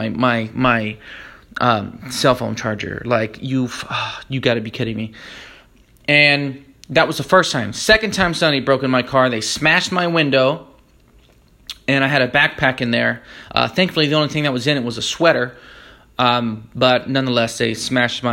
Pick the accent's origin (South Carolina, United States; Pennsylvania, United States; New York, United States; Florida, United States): Florida, United States; moved away; also born or lived in California; I'm from Florida. We use interstate as the phrase